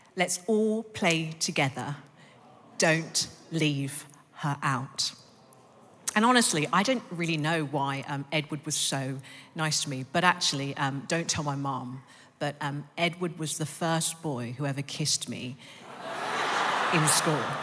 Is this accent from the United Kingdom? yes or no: yes; London, United Kingdom; I was born in East London, and then I grew up in North London